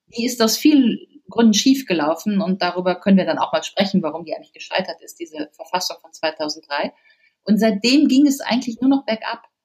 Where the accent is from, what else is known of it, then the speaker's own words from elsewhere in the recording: Rhineland, Germany; ich komme aus dem Rheinland